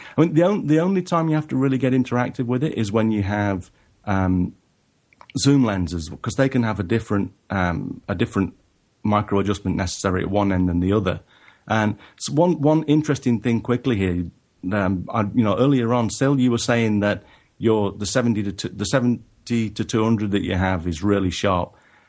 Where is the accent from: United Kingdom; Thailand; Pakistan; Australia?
United Kingdom; England; even though I am originally from England.